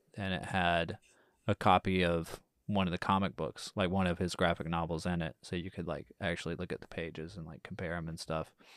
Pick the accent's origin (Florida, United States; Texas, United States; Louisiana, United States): Texas, United States; I'm from Texas